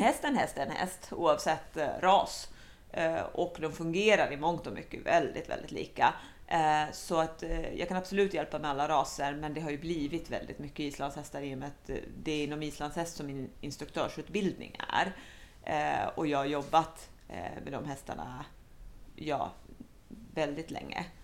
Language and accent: Swedish; Helsinki, Uusimaa, Finland; first language Swedish; moved away as an adult; now in Sweden; jag är faktiskt väldigt dålig på finska fast jag är uppvuxen i Helsingfors.